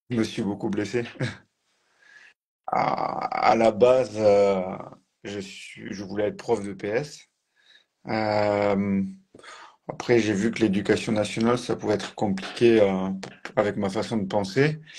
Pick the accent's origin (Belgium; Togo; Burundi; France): France; Occitania; Je suis originaire du sud, autour de Toulouse, avec le pôle espoir, et après j'ai basculé sur le pôle France les années suivantes